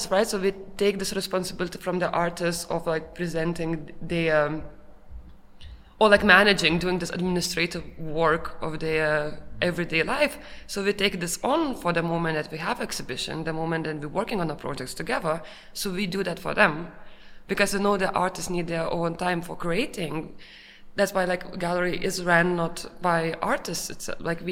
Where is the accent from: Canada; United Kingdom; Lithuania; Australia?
Lithuania; now in Vienna, Austria; we came from Lithuania, all three of us from Lithuania